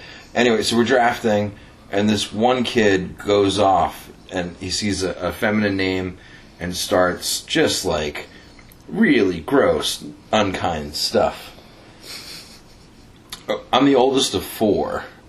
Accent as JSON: {"language": "English", "region": "Rhode Island", "country": "United States", "tie": "born or raised there", "also_born_or_lived": "New Jersey", "moved": "as an adult", "said": "I was in high school in my home state of Rhode Island."}